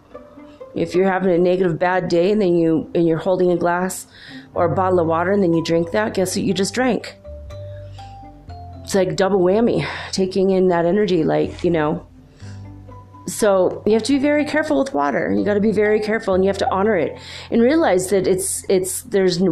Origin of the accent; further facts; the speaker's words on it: California, United States; moved away; I'm from California, I'm not there now